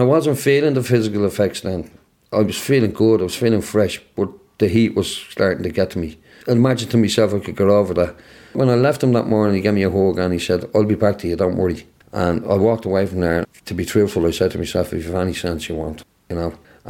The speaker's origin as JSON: {"language": "English", "country": "Ireland", "said": "No, I'm Irish."}